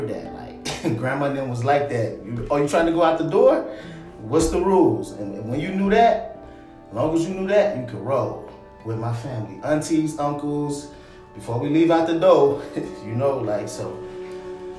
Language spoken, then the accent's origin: English; Minneapolis, Minnesota, United States; also born or lived in Chicago, Illinois; I grew up in Minneapolis, I'm from Minneapolis